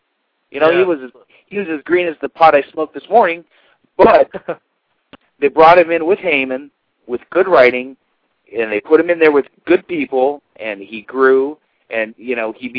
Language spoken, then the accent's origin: English; United States; we're American, we don't speak Japanese, or most of us don't.